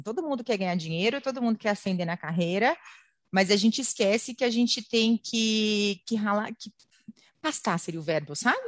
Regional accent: Brasília, Federal District, Brazil; moved away; also born or lived in São Paulo; eu sou eu sou paulista, mas eu cresci em Brasília

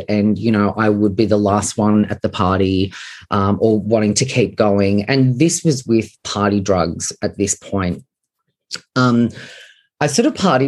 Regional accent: Sydney, New South Wales, Australia; I grew up on Sydney's northern beaches in the 90s

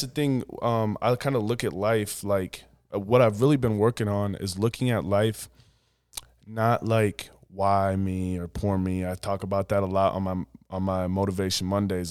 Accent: Woonsocket, South Dakota, United States; now in Sioux Falls, United States; I grew up in Woonsocket, seven hundred people

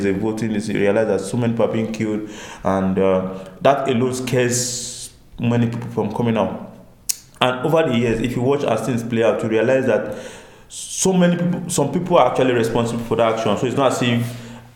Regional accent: Nigeria; as the Nigerian people

